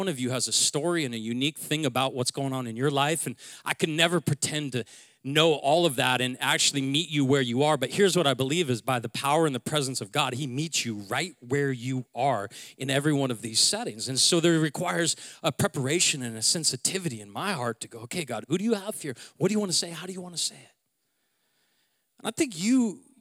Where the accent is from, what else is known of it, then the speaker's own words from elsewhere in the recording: Seattle, Washington, United States; I'm from Seattle